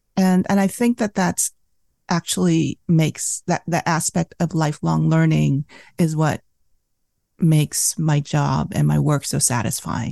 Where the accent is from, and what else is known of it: Southern California, United States; born or raised there; English is a second language; also born or lived in Vietnam / Saigon, Vietnam; now in Santa Cruz, United States